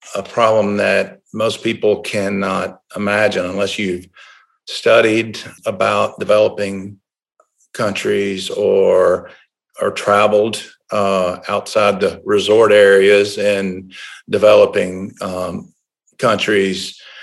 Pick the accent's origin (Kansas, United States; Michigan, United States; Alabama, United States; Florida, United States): Alabama, United States; Tuscaloosa; I was born and raised in Tuscaloosa